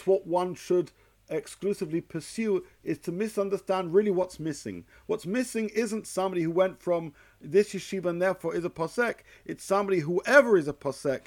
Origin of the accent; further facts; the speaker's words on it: United Kingdom; as a Brit